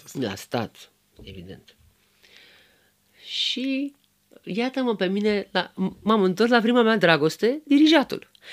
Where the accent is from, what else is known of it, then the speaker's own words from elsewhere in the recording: Romania; sunt româncă și sunt foarte fericită că sunt româncă